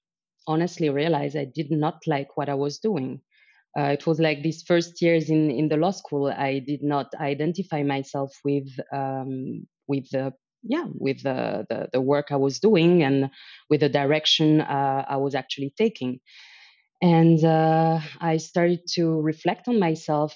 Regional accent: Paris, Île-de-France, France; moved away as an adult; also born or lived in Helsinki, Finland / Shanghai, China / Zurich, Switzerland; I'm originally from Paris, so I believe I can call myself lucky. I was born and raised there

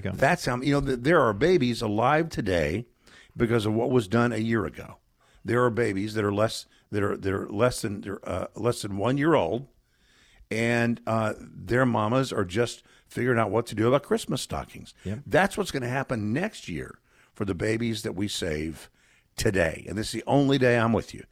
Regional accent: Texas, United States; Texas, my home state

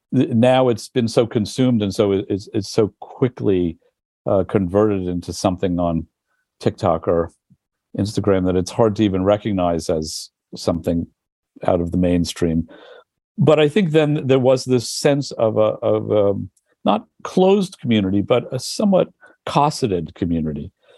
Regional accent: New York, United States; But growing up in the Village, it was a much more of a community. It was much more middle class. It had still a large Italian population, mostly working class.

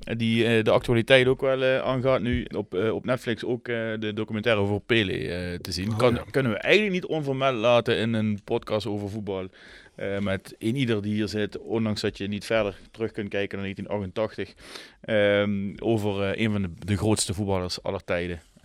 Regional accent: Netherlands

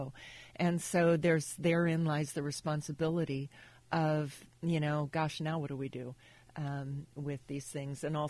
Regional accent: Napa, California, United States; also born or lived in Monterey, California; growing up in Napa Valley for high school, we moved to Monterey.

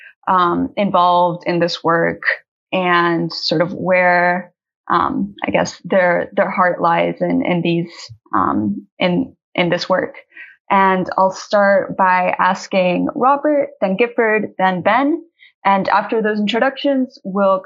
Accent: Colombia; I'm an activist from Colombia with a background in agrarian organizing

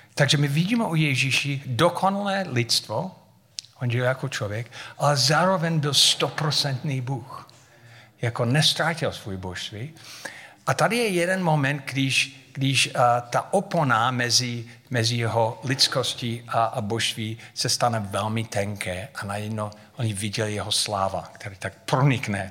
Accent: United States; Czech is a second language; moved away as an adult; now in Havířov, Czech Republic; Já jsem říkal, z Ameriky

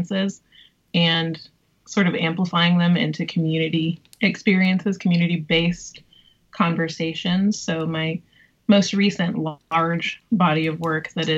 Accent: North Carolina, United States; moved away; also born or lived in Kansas; In the South. I'm from North Carolina, and I was raised by a single mom

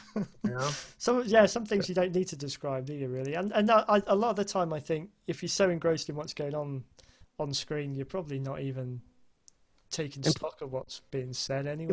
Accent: United Kingdom; being a Brit

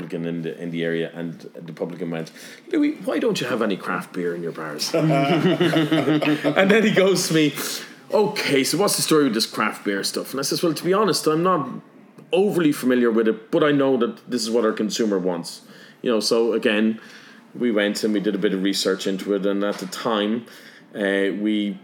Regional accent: Carlow, Leinster, Ireland; me being a Carlo man, and Carlo has O'Hara's, and I knew the guys from O'Hara's

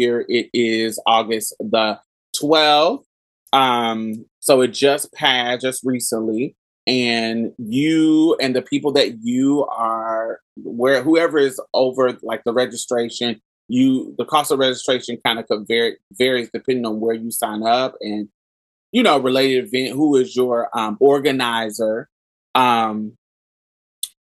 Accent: Houston, Texas, United States; I'm from Houston.

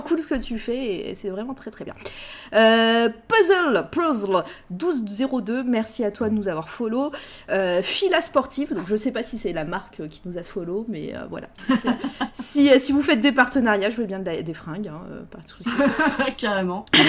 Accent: Clermont-Ferrand, Auvergne-Rhône-Alpes, France; avec Candy, en fait, on vient de Clermont-Ferrand

